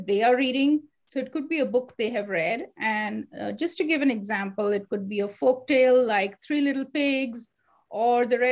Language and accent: English; India; moved away; when I was growing up, I grew up in India